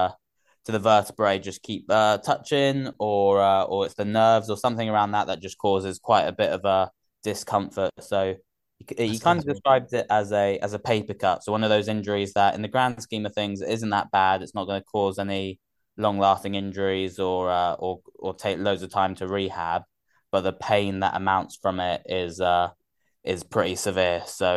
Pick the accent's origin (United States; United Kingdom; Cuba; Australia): United Kingdom; Gloucester, South West England; also born or lived in Oxford / Surrey; I was born in Oxford before, and then we moved around quite a bit for his work. So most of my growing up was in Gloucester, and then Surrey.